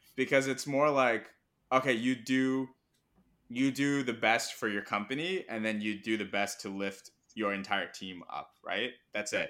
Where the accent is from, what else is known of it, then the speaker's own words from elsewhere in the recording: Hong Kong; first language Mandarin; English is a second language; also born or lived in Pittsburgh, United States / Irvine, California, United States / Hyderabad, India; now in New York, United States; I was born in the U S, grew up in Hong Kong, and I'm Indian